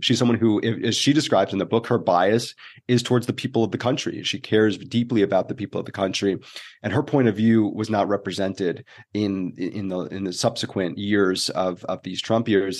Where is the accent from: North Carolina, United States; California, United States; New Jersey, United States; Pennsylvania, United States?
New Jersey, United States; moved away as an adult; also born or lived in Syracuse, New York / New York City; I grew up in the East Coast, it was New Jersey